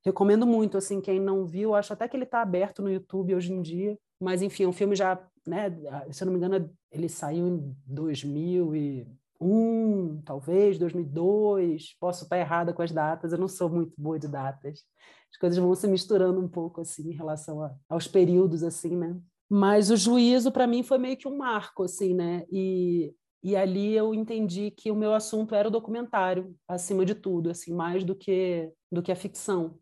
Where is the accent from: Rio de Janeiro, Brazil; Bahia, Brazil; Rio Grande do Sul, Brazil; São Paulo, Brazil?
Rio de Janeiro, Brazil; moved away as an adult; also born or lived in Brasília / Buenos Aires / Mexico City; now in Quito, Ecuador; Eu sou carioca, enfim, estava no Rio, morava no Rio.